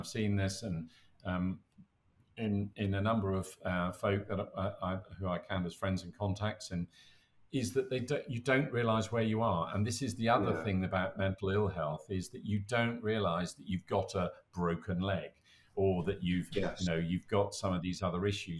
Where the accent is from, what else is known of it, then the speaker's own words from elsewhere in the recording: United Kingdom; We're British.